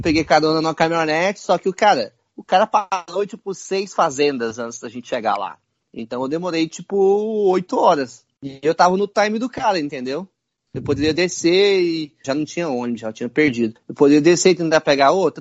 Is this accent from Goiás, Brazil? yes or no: yes; Goiás, Brazil; moved away as an adult; venho de Goiás